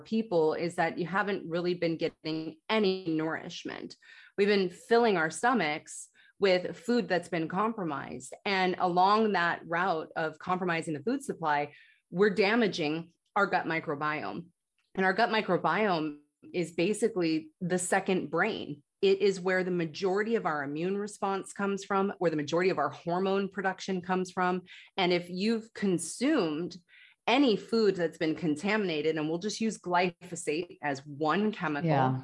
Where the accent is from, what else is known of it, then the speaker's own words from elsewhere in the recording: United States; growing up in the United States